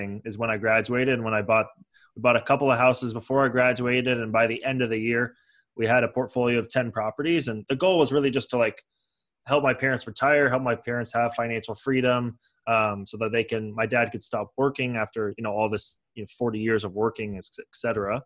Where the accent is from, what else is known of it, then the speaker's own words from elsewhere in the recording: San Francisco Bay Area, California, United States; also born or lived in Toronto; now in Los Angeles, United States; I was born in Toronto, grew up in San Francisco Bay Area. Then I moved to Los Angeles to go and finish up university.